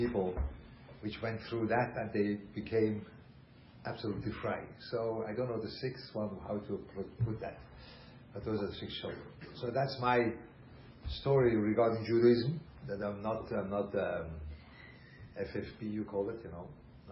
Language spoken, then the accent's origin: English; Switzerland; English is a second language; moved away; I grew up in Switzerland